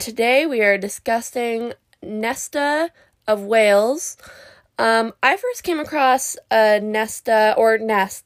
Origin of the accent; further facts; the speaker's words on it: Canada; I'm from Canada